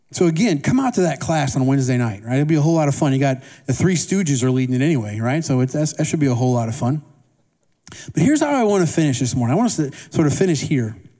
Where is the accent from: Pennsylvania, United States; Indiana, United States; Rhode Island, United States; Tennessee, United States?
Indiana, United States; I grew up in Indiana, Midwest, and we had these small town circus.